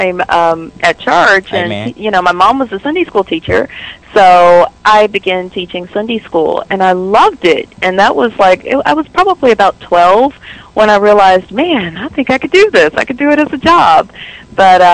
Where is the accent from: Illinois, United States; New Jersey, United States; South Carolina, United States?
South Carolina, United States; moved away as an adult; also born or lived in Myrtle Beach, South Carolina / Charlotte, North Carolina / Mullins, South Carolina; now in Dallas, United States; I'm an East Coaster, so I grew up in South Carolina, right there near Myrtle Beach, and then moved to North Carolina, grew up in Charlotte, and I ended up again in South Carolina, and that's where I graduated from high school